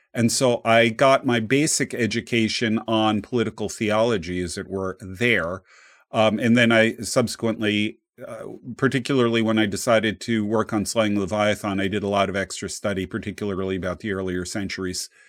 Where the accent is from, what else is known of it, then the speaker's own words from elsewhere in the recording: New Jersey, United States; I grew up in New Jersey